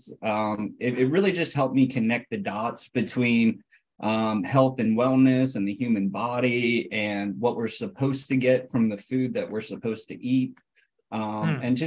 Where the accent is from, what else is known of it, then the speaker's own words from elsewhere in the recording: Butler, Pennsylvania, United States; I grew up in Western Pennsylvania, in a small rural town called Butler.